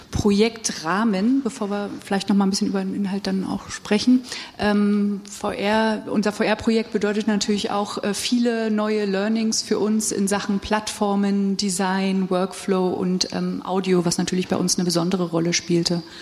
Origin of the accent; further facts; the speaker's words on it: East Germany, Germany; ich habe das äh, in meiner Familie gezeigt ähm, und ich komme aus dem Osten